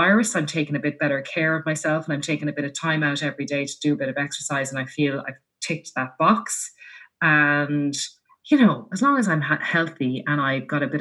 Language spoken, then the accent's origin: English; Laois, Ireland; I grew up in Leash